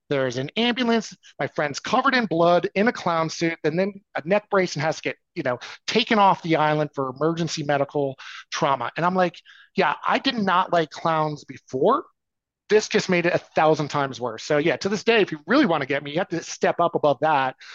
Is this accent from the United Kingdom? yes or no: no; New York, United States; I came from New York